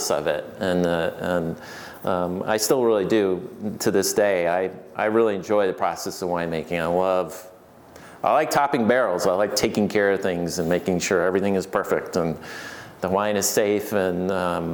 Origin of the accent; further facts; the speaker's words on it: Finger Lakes, New York, United States; moved away as an adult; also born or lived in Asheville, North Carolina / Virginia / California; originally I was from the Finger Lakes and well, there's a big wine region up there